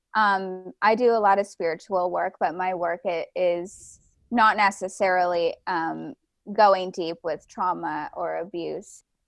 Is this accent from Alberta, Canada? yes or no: no; Ontario, Canada; moved away; also born or lived in Vancouver, British Columbia; I was originally from, um, Ontario in, in Canada. I moved to the West Coast to Vancouver, B C.